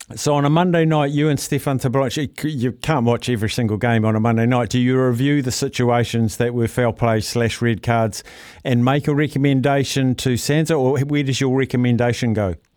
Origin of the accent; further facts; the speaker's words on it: Palmerston North, Manawatū-Whanganui, New Zealand; my hometown of Palmerston North